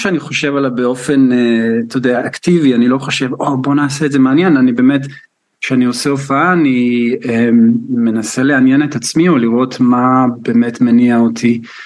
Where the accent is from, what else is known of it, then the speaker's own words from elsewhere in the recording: Israel; now in United Kingdom; אני מישראל